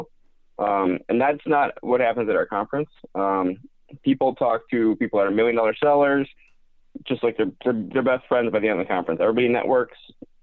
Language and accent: English; Wisconsin, United States; I'm from Wisconsin